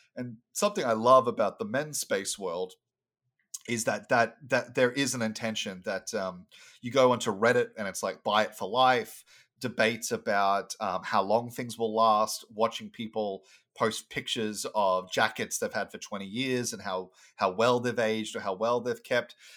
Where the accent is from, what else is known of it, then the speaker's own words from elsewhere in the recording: Brisbane, Queensland, Australia; moved away as an adult; also born or lived in Sunshine Coast; now in United States; I was born on the Sunshine Coast, but I spent most of my time um, in Brisbane, which is the capital of, uh, Queensland.